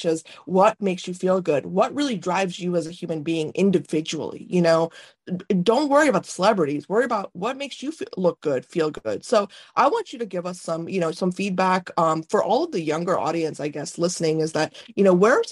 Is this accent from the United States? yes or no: no; North India, India; moved away; I'm Indian, you know, and I was born in India.